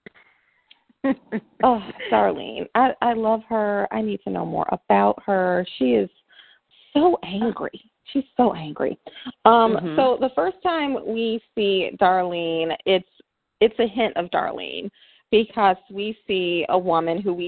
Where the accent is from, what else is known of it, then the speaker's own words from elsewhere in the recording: the South, United States; I am from the South